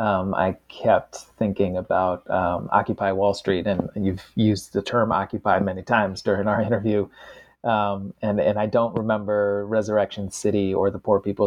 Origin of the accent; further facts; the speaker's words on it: Washington, District of Columbia, United States; I grew up in Washington, D.C., and I heard stories about the 68 riots after King's assassination.